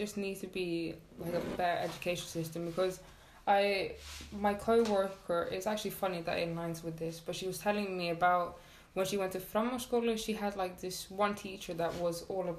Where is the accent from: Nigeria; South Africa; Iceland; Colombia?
Iceland; I said, oh, I'm from Iceland.